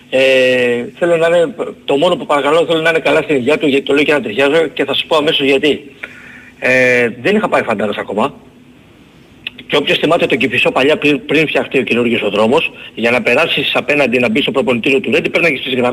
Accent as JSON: {"language": "Greek", "town": "Peristeri", "region": "Attica", "country": "Greece", "said": "από το Περισσέρι."}